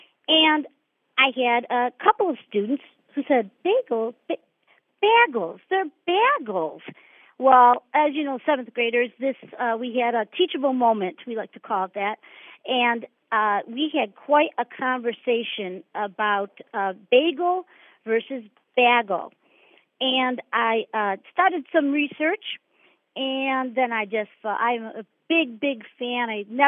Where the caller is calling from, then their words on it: East Grand Rapids, Michigan, United States; I am calling from East Grand Rapids, Michigan.